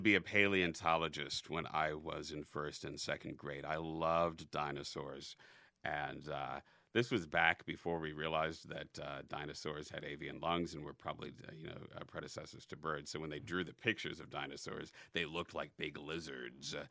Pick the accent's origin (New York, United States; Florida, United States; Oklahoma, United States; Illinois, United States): Illinois, United States; North Chicago suburbs; also born or lived in Elgin, Illinois / Schaumburg, Illinois / Bartlett, Illinois / Evanston, Illinois; the North Chicago suburbs